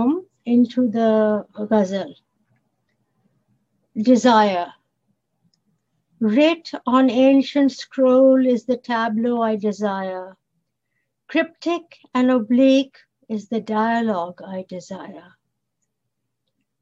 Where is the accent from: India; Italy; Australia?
India; first language Bengali; English is a second language; moved away as an adult; now in Toronto, Canada; in India, we grow up with English. So the English is really almost a first, second language for us. So I was writing in Bengali, which is my mother tongue